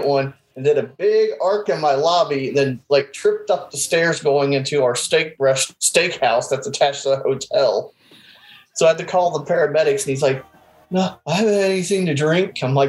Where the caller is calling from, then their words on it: Indiana, United States; I'm in Indiana, just south of Indianapolis.